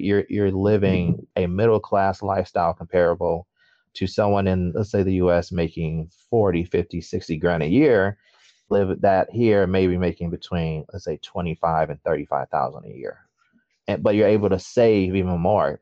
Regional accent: Detroit, Michigan, United States; moved away as an adult; also born or lived in Kalamazoo / Chicago; now in Shanghai, China; Born and raised in Detroit, went to high, you know, everything high school.

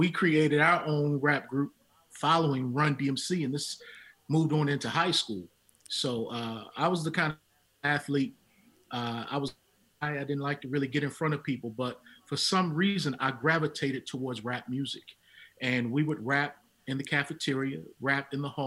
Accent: Baltimore, Maryland, United States; now in Tennessee, United States; Growing up in Baltimore, Maryland

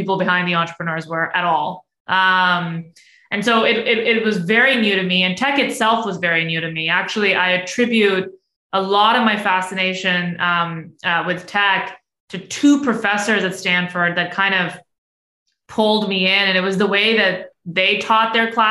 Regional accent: Pakistan; now in United States; growing up in Pakistan is that I lived in a joint family system

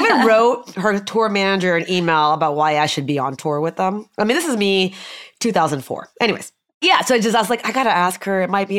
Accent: United States; also born or lived in India; I've been in the States my whole life.

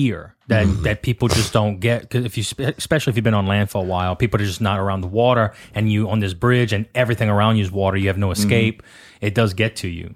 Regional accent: Down the Bayou, Louisiana, United States; also born or lived in New Orleans; I say Grand Isle or I say La Rose or I say Down the Bayou

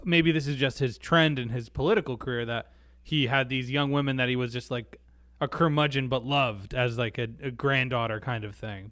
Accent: United States; as an American

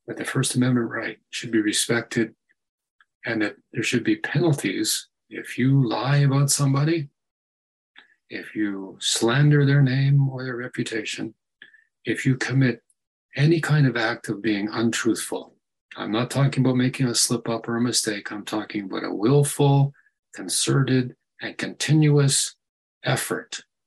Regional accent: United States; because I'm an American

